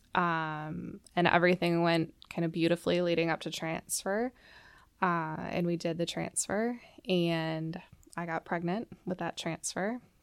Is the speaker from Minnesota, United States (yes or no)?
yes; Plymouth, Minnesota, United States; I grew up in the suburbs of the Twin Cities. I grew up in Plymouth